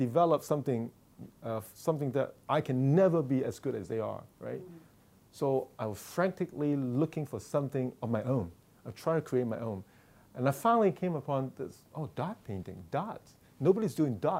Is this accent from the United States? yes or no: no; Hong Kong; moved away; I grew up in Hong Kong